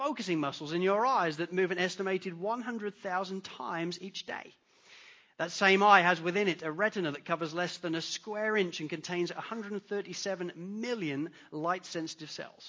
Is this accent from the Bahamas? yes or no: no; England, United Kingdom; accent: English; moved away; I'm English. You could tell by my accent. In England